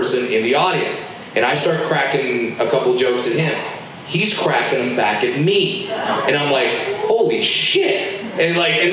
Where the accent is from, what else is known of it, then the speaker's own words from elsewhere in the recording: Southern California, United States; I grew up in Southern California. I worked at Disneyland